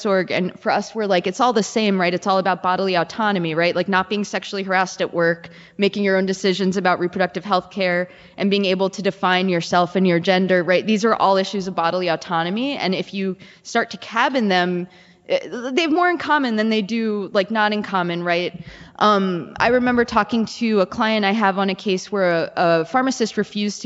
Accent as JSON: {"language": "English", "town": "New York City", "region": "New York", "country": "United States", "tie": "born or raised there", "moved": "as an adult", "lives_now": "Minnesota, United States", "said": "I grew up in the Bronx. I went to law school and then I, moved to Minnesota"}